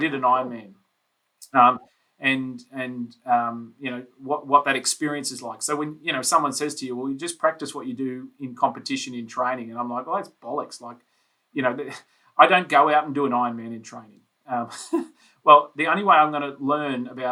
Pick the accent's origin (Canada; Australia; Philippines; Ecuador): Australia; Brisbane, Queensland; I grew up in Brisbane, on the south side of Brisbane